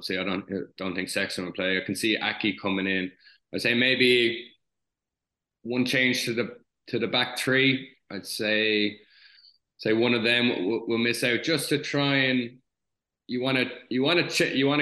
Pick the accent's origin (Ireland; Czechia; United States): Ireland; as an Irish nation